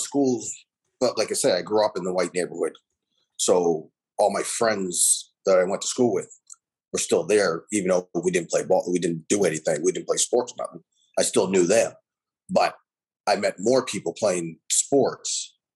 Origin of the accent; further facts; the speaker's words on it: Halifax, Nova Scotia, Canada; me and Jay, we grew up in the Heights together